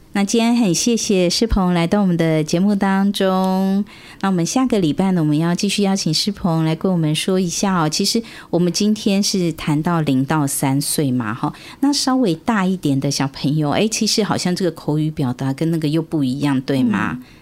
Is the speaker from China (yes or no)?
no; Taiwan; 我们现在台湾